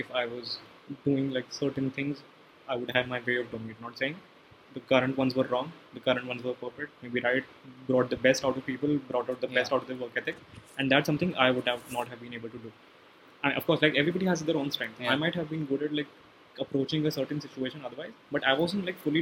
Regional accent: Gurgaon, Haryana, India; I come from Gurgaon

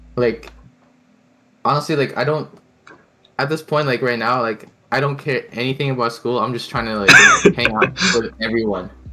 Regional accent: Canada; accent: North American; first language Tagalog; English is a second language; also born or lived in Philippines; growing up here, like in Canada

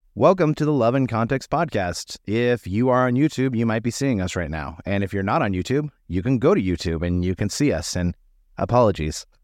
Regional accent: United States; American Christians

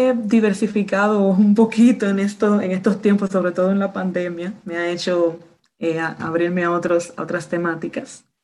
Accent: Dominican Republic; Pues soy de República Dominicana, pues caribeña, eh, soy maestra

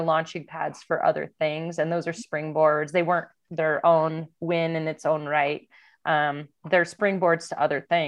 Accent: Downers Grove, Illinois, United States; I grew up in Downers Grove, Illinois, right next to Hinsdale

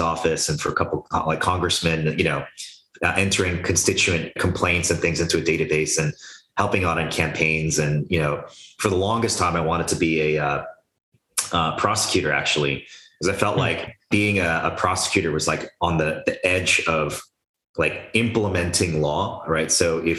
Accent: United States; I was born in the United States, but my parents had immigrated here, you know, from South Korea

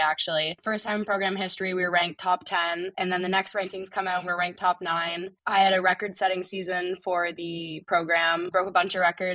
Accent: Ottawa, Ontario, Canada; moved away as an adult; now in Tempe, United States; I'm from Ottawa, Ontario, nation's capital

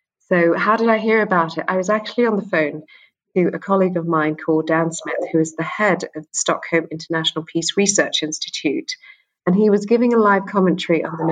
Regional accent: London, United Kingdom; also born or lived in Sri Lanka (ancestry); I'm from Sri Lanka. I was born in London. My parents are from Sri Lanka, and they're Sri Lankan Tamils

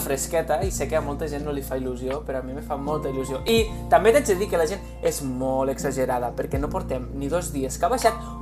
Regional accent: Spain; som d'Espanya

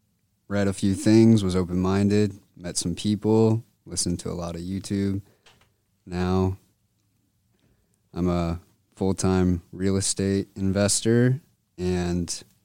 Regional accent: Denver, Colorado, United States; born there; also born or lived in Alabama; I was born in Denver, Colorado. Moved to Alabama.

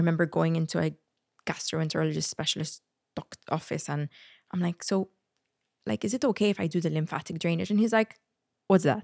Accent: Malta; moved away as an adult; when I moved away from Malta

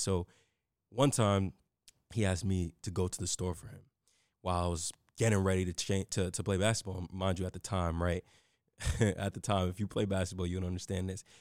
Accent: New York City, New York, United States; I grew up in the Bronx in New York City

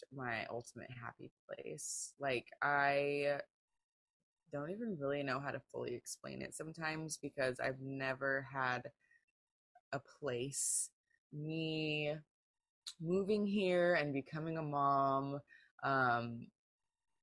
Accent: Pacific Northwest, United States; I grew up in the Pacific Northwest

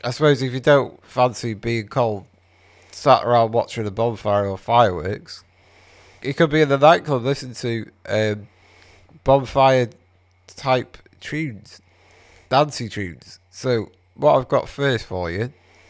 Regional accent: Wales, United Kingdom; I'm Welsh

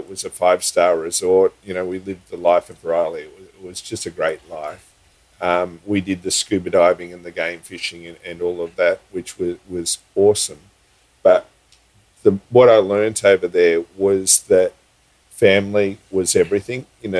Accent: Sydney, New South Wales, Australia; moved away as an adult; also born or lived in Queensland / Fiji; I was born in Sydney, yes. Okay. And I moved to Queensland when I was probably 23.

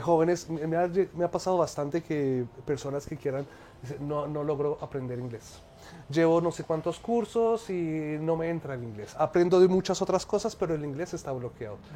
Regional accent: Egypt; moved away as an adult; also born or lived in France; yo soy egipcio y colombiano, nací en Egipto, soy, pues estudié negocios internacionales, terminé mi adolescencia en Egipto

